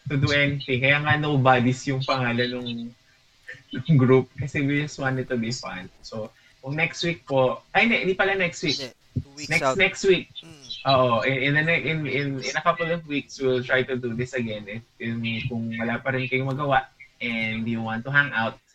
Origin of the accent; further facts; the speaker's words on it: Calabarzon, Philippines; hindi naman ako tubong Las Peñas eh, tubong Cavite